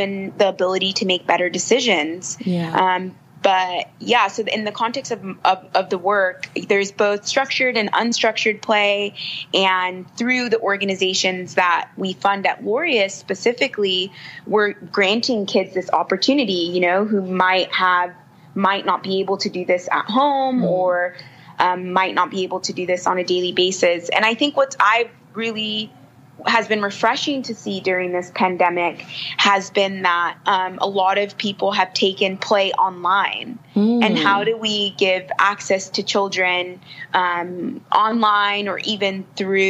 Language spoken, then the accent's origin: English; United States; moved away as an adult; now in South Africa; being an American and finding myself in South Africa